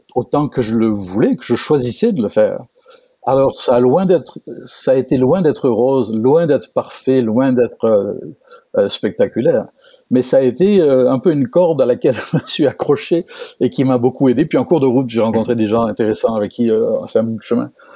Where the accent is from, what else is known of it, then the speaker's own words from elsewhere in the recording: France; moved away as an adult; now in Quebec, Canada; je suis français, français d'origine, comme mon accent ne le laisse pas deviner. Euh, donc moi aussi un importé au Québec depuis 20 ans